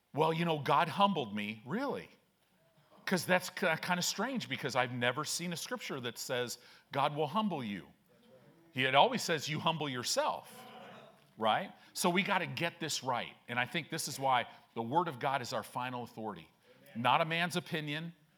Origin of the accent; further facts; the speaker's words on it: Chicago, Illinois, United States; also born or lived in Southern California; now in Omaha, United States; I grew up in Chicago